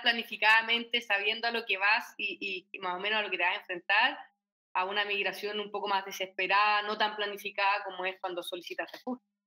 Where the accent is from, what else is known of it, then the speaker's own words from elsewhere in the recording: Chile; como chilenos